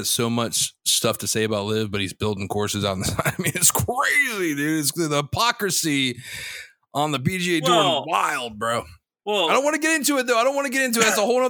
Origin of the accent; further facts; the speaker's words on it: Dhahran, Eastern Province, Saudi Arabia; born there; Complete transparency. I was born in Dahran, Saudi Arabia.